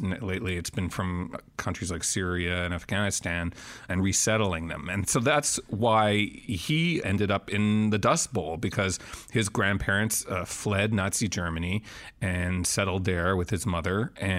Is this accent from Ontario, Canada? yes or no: no; Montreal, Quebec, Canada; I grew up in Montreal, Canada